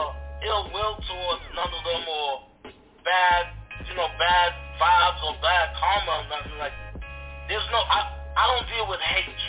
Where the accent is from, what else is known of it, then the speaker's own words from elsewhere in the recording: Belize; also born or lived in Jamaica (roots) / Mexico (roots); now in United States; I'm not from this country. I'm originally from Belize. I'm a Belizean. And I got Jamaican roots.